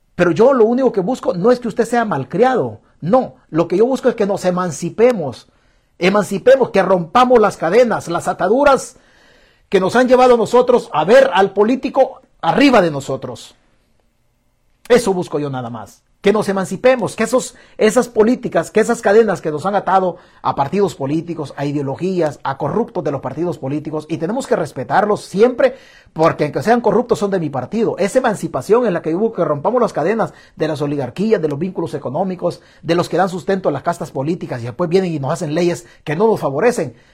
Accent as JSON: {"language": "Spanish", "country": "El Salvador", "moved": "yes", "said": "somos de la casta de los acabados en El Salvador"}